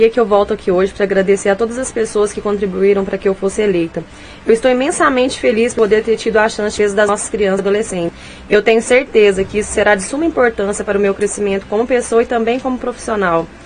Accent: Rio Paranaíba, Minas Gerais, Brazil; especial para toda a população de Rio Paranaíba, as comunidades, em especial a Baité dos Mens, comunidade onde eu fui criada

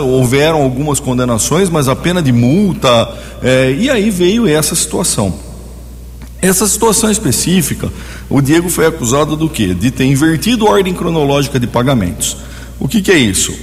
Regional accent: Americana, São Paulo, Brazil; Eu sou de Americana, né? Sou nascido e criado em Americana

